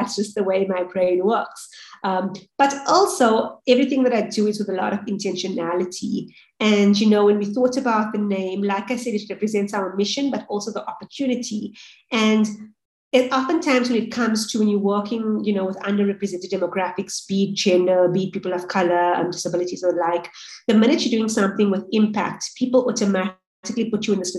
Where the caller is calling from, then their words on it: Johannesburg, Gauteng, South Africa; I am the co-founder at Hub and the founding partner at 535 Ventures. I'm calling in from Johannesburg in South Africa.